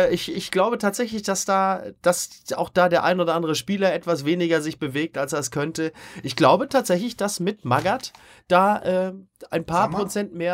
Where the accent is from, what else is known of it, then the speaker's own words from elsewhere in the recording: Dortmund, North Rhine-Westphalia, Germany; also wir alle wissen ja, wie wir uns gefühlt haben, äh, speziell äh, als Dortmunder